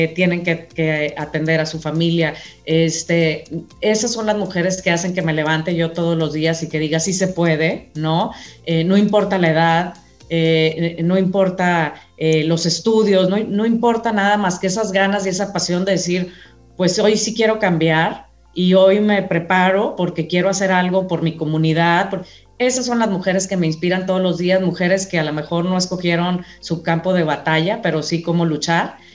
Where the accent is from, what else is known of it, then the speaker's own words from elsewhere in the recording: Mexico; Los mexicanos somos gente muy trabajadora